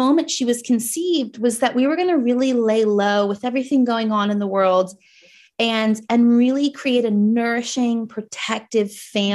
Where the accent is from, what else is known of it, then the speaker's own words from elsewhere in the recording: New Jersey, United States; accent: Jersey; moved away as an adult; also born or lived in New York; now in New Zealand; I was a New Yorker, but like, but I'm from Jersey. So I have my Jersey accent